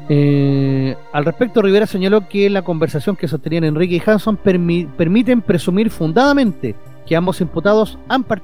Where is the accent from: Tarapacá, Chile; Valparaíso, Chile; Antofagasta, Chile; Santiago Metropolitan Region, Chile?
Santiago Metropolitan Region, Chile; Puente Alto; yo soy de Puente Alto y ella es de las Condes y por eso le dieron la pega, po.